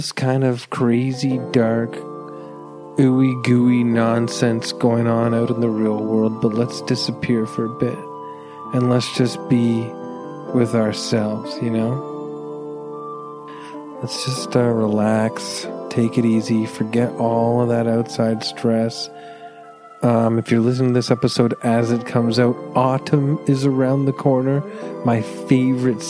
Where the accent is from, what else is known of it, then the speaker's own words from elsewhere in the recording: Canada; as a Canadian